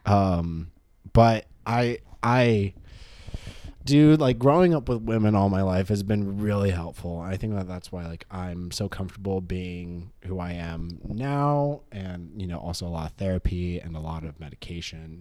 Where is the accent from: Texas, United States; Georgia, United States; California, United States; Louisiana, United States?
California, United States; Claremont; I'm from Claremont.